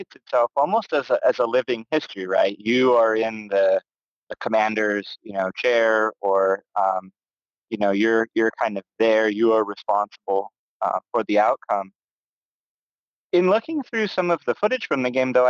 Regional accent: Pacific Northwest, United States; I come from the Pacific Northwest, which feels very, very removed from the Civil War

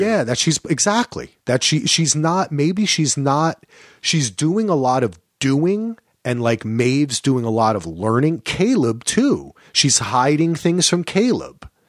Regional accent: New Jersey, United States; I grew up in New Jersey.

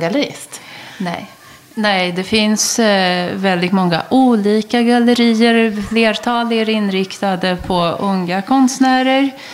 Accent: Sarajevo, Federation of Bosnia and Herzegovina, Bosnia & Herzegovina; now in Stockholm, Sweden; jag kommer ju från Sarajevo i Bosnien-Hercegovina, dåvarande Jugoslavien

